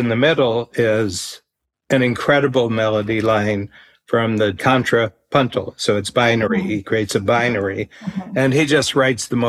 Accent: United States; now in Canada; I'm an American

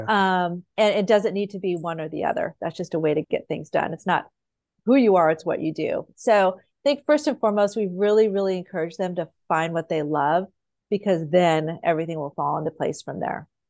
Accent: Idaho, United States; moved away; I grew up in Idaho

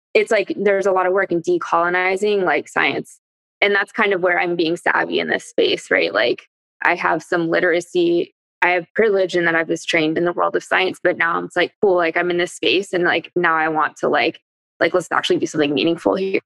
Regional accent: Bay Area, California, United States; I'm from the Bay Area

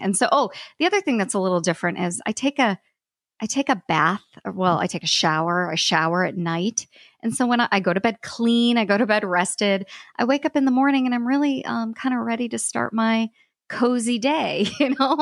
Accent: United States; I'm American

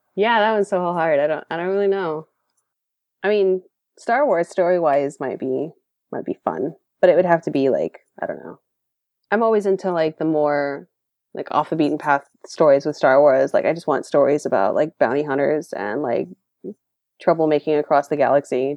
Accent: Dallas, Texas, United States; now in San Jose, United States; I grew up in Dallas

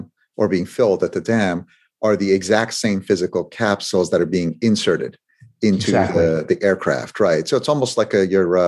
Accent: Lake Oswego, Oregon, United States; I went to high school in Lake Oswego, Oregon.

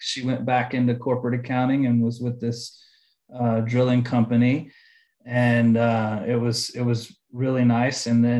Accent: Houston, Texas, United States; moved away as an adult; also born or lived in Sonoma, California; now in Austin, United States; I'm from Houston.

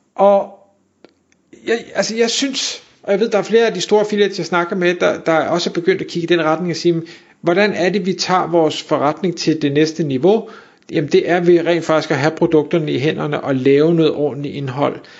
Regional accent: Denmark; vi som danskere, og her der inkluderer mig selv

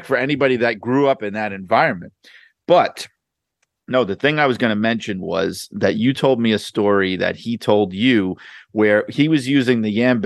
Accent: New York City, New York, United States; I was from Brooklyn

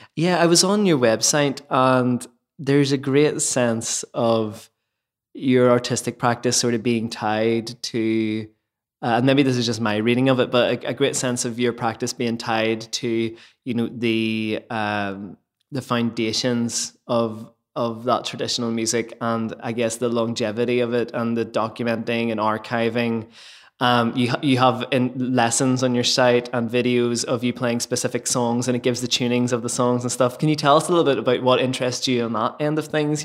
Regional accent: Lisburn, Northern Ireland, United Kingdom; in my hometown, Lisburn

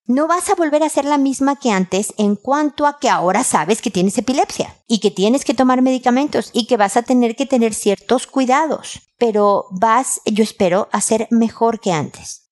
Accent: Mexico; moved away as an adult; now in Chile; Soy mexicana

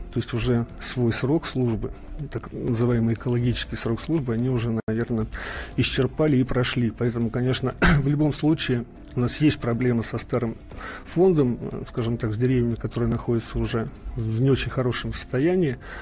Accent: Moscow, Russia; Я просто сам москвич и четко понимаю и помню, в 67 году родился

